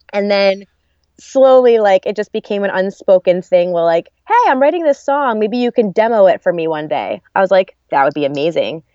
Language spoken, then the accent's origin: English; New Jersey, United States; also born or lived in Arizona; I grew up in New Jersey. Um, I was born, though, in Arizona on the army base camp.